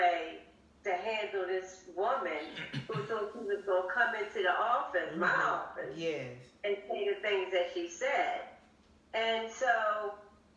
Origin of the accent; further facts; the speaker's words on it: Philadelphia, Pennsylvania, United States; I'm from Philly